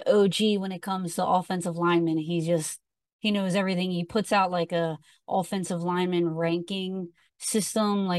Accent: Philadelphia, Pennsylvania, United States; I'm from Philadelphia

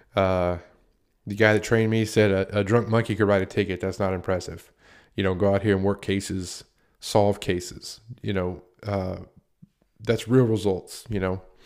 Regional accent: United States; I worked in a town that's right on the border of Virginia and North Carolina, right off of Interstate ninety-five

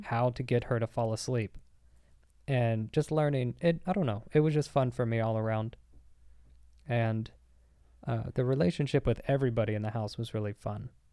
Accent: Arkansas, United States; moved away; I was in Arkansas the whole time, and I grew up in Arkansas

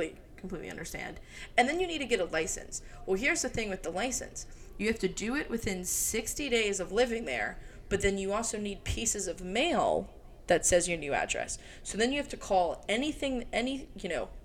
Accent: Maryland, United States; moved away as an adult; also born or lived in Alabama; now in Denver, United States; I left my hometown when I was 18 as well, moved away from Maryland to Alabama

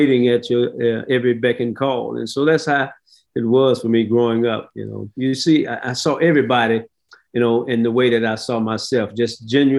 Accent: St. Louis, Missouri, United States; as a kid, I grew up in the inner city of St. Louis, a little bit south of Ferguson, Missouri.

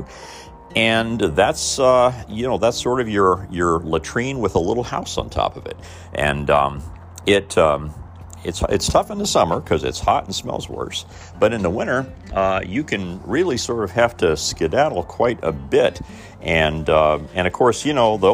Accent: Mitchell, Indiana, United States; moved away; my hometown and part of the world I grew up in, Southern Indiana.

